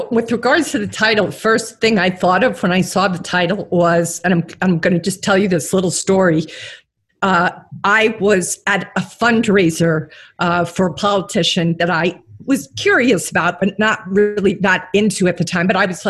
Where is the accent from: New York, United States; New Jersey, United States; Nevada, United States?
New York, United States; New York City; I'm a New Yorker.